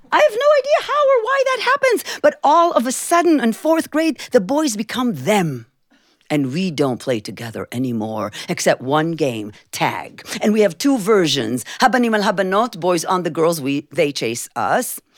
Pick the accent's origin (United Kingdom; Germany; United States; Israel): Israel; Jerusalem, Jerusalem District; When I was a little girl growing up in Jerusalem, Israel